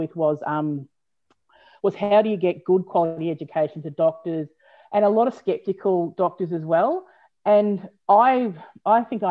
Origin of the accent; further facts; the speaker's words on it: Australia; being an Aussie